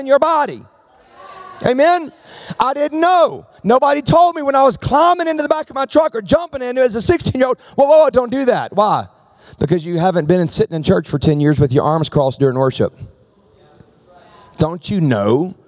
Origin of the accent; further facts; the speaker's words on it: the South, United States; now in Medford, United States; I'm from the South